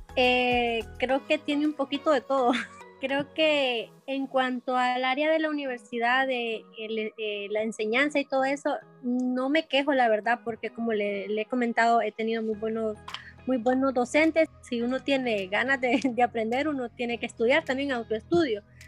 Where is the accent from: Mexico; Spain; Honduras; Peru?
Honduras; mi hermana y yo este, somos hondureñas